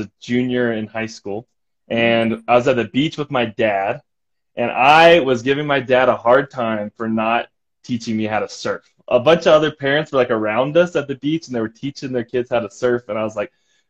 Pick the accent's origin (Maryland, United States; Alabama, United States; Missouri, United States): Alabama, United States; Pell City; moved away as an adult; now in Logan, Utah, United States; I'm from Alabama, a little town called Pell City, and I grew up there and then moved away to go to college here in Logan when I turned 21